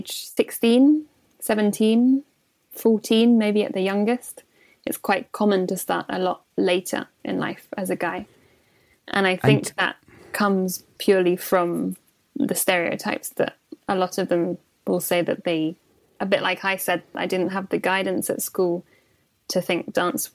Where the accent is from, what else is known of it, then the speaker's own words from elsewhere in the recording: St Albans, East of England, United Kingdom; also born or lived in Watford; I'm from Hertfordshire, which is just outside London, just north of London. And I was born in Watford. And then we moved when I was quite young, when I was about 7 years old, we moved to St Albans, which is the next door city